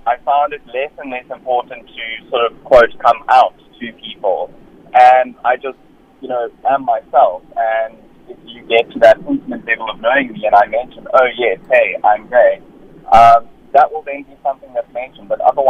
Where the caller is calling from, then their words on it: Cape Town, Western Cape, South Africa; So I'm calling back from Cape Town.